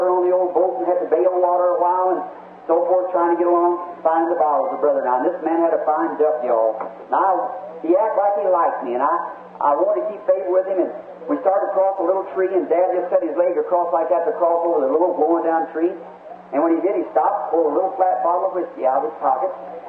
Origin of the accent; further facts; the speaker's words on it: United States; I'm American. I love my nation. I'm willing to go to war anytime it goes to war.